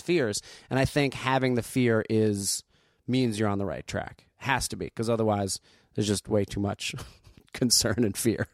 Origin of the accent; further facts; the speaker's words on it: Asbury Park, New Jersey, United States; moved away; also born or lived in Neptune, New Jersey; I grew up in Jersey